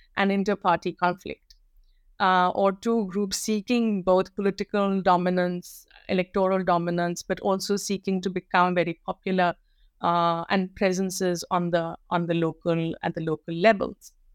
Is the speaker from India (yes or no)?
yes; North India, India; And I'm a North Indian through and through, born and raised in North India.